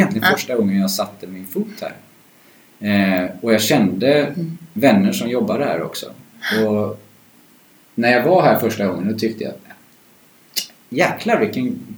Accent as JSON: {"language": "Swedish", "town": "Gothenburg", "region": "Västra Götaland", "country": "Sweden", "moved": "as an adult", "said": "men med det sagt så är jag från Göteborg från"}